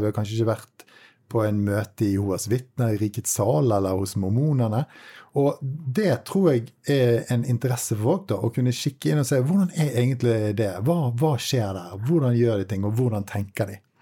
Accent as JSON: {"language": "Norwegian", "town": "Bergen", "region": "Vestland", "country": "Norway", "said": "som nordmann, og spesielt bergenser"}